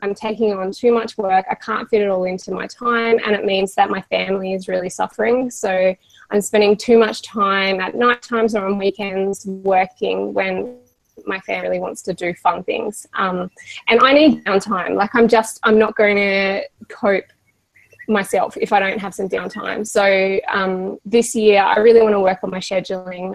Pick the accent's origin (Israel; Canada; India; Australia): Australia; we are Australian